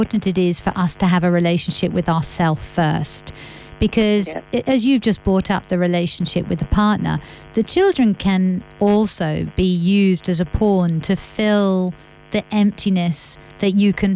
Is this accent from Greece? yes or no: no; France; moved away; I grew up in France